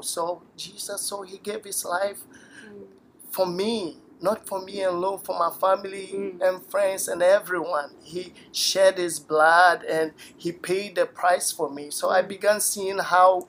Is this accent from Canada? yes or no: no; Takoradi, Western Region, Ghana; moved away as an adult; also born or lived in Tema, Ghana; now in United States; I grew up in a place in Ghana called Takoradi.